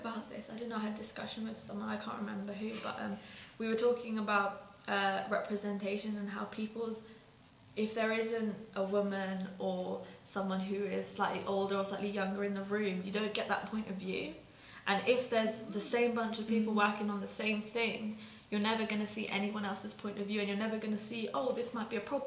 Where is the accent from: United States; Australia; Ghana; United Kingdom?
United Kingdom; I was born here, I was raised here, I feel as British as anyone